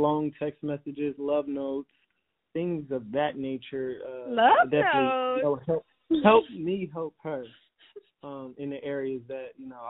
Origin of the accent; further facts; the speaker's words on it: Camden, New Jersey, United States; I'm from Camden, New Jersey.